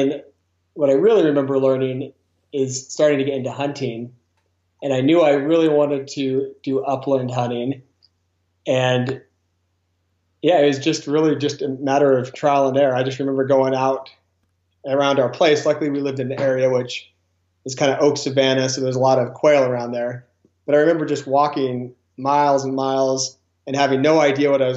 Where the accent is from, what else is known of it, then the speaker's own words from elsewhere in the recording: Grass Valley, California, United States; I grew up in Grass Valley, California.